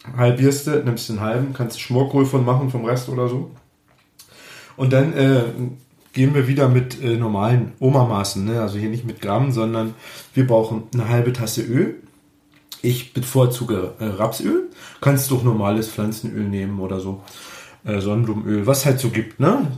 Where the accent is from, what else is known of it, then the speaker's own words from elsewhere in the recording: Germany; bei uns in Deutschland